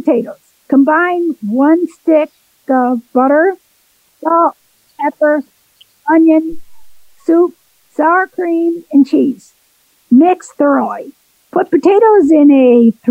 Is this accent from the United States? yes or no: yes; Waynesville, North Carolina, United States; Waynesville, North Carolina